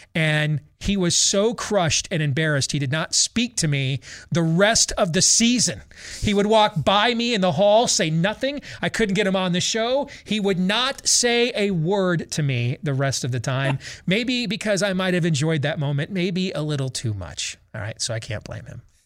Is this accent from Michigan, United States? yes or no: yes; Grand Rapids, Michigan, United States; at Pinery Park Little League growing up in Grand Rapids